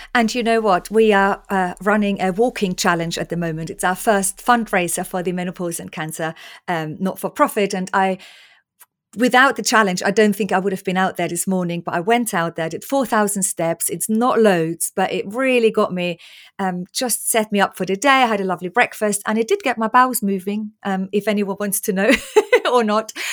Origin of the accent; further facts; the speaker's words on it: Austria; moved away; growing up in Austria on salami sandwiches and loads of bread